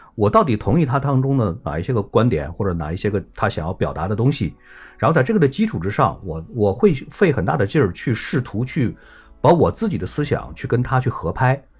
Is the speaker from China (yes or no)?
yes; China; 我们中国人的这种传统的这种观念